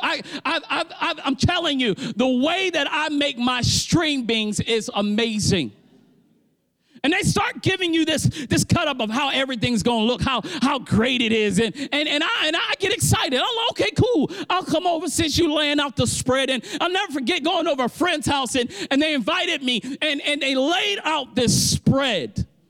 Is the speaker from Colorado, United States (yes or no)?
no; Baltimore, Maryland, United States; I'm from Baltimore